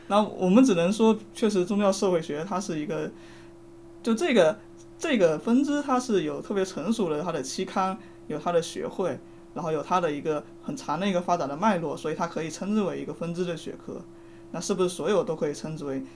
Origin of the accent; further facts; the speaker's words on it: Fujian, China; 我是福建人